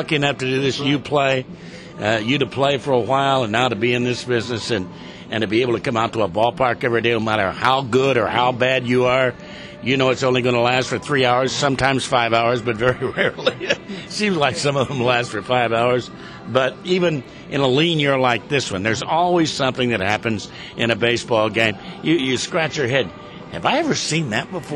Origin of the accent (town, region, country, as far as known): Indiana, United States; born or raised there; moved away as an adult; also born or lived in Los Angeles, United States; now in Seattle, United States